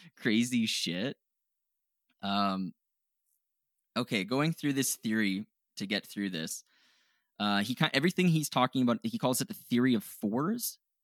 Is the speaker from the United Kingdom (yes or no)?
no; Canada; we're Canadian